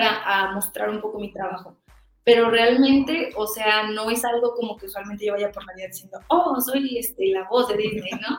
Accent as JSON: {"language": "Spanish", "region": "Michoacán", "country": "Mexico", "said": "yo soy de Michoacán"}